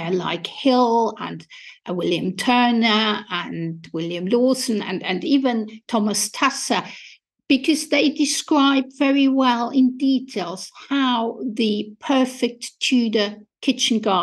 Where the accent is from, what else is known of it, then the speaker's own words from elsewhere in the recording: Austria; English is a second language; moved away as an adult; now in England, United Kingdom; as you might be able to hear from my accent, I was born and educated in Austria and came to England in 1989